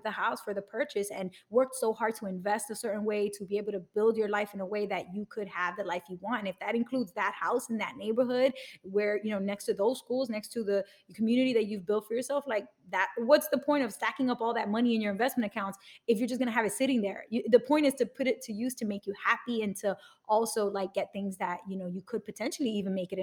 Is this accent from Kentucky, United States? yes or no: no; New York City, New York, United States; I grew up in Bushwick in Brooklyn